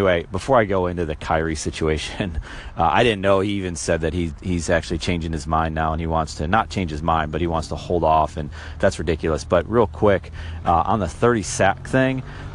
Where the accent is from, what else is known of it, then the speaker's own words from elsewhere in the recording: Buffalo, New York, United States; I'm from Buffalo